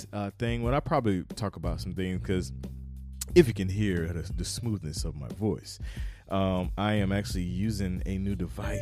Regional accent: North Carolina, United States; moved away as an adult; also born or lived in Fayetteville, North Carolina; I moved from South Carolina to North Carolina, back home, home state.

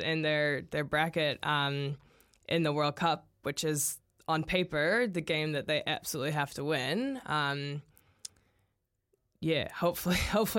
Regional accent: United States; now in New Zealand; As an American

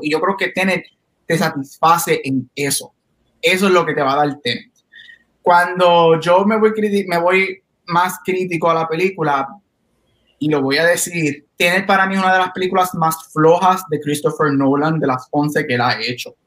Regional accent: Guaynabo, Puerto Rico; soy de Guaynabo

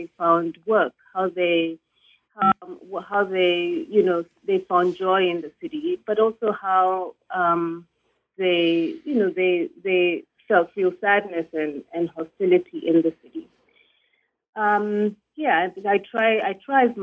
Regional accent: Nairobi, Kenya; moved away as an adult; also born or lived in South Africa; I myself am a migrant woman who left Nairobi. I was born in Nairobi. And after my first degree at the University of Nairobi

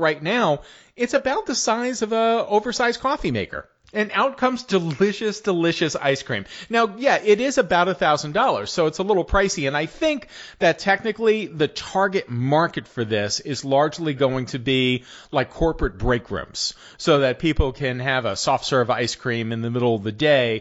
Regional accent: East Coast, United States; I grew up on the East Coast

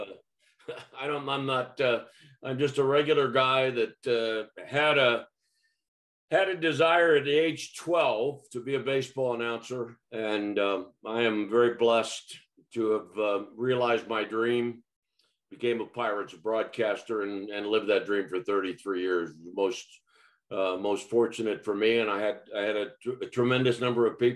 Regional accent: Rochester, New York, United States; moved away; I grew up in Rochester, New York

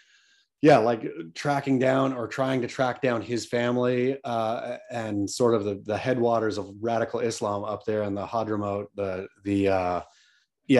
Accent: Oregon coast, United States; I grew up on the Oregon coast

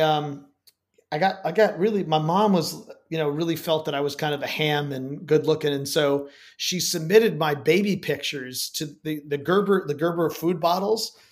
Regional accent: Chicago, Illinois, United States; moved away as an adult; also born or lived in New York; now in New Orleans, United States; I'm originally from Chicago, but my parents were divorced, so I spent between my most of my youth was between Chicago and New York

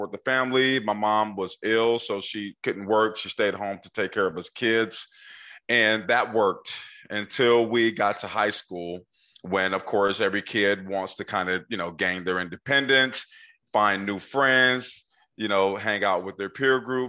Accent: Portland, Oregon, United States; I grew up in Northeast Portland

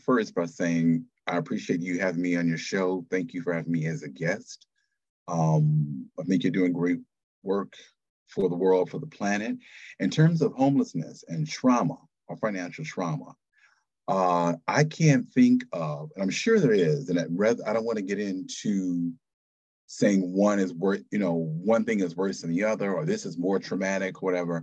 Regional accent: Detroit, Michigan, United States; moved away as an adult; also born or lived in Japan / Boston / Atlanta / West Coast; now in Connecticut, United States; I'm originally from Detroit, Michigan, so from Motown, grew up there

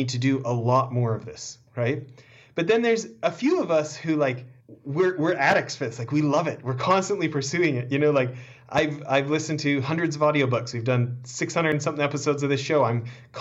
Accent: Canada; I was born in Canada

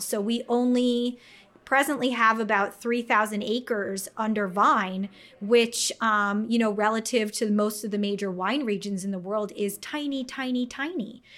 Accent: North Fork, Long Island, New York, United States; I'm from the North Fork

